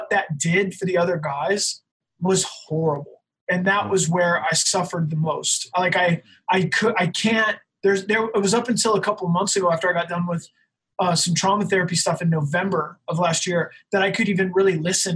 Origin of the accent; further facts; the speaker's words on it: Salt Lake City, Utah, United States; I'm from Salt Lake City in the hardcore scene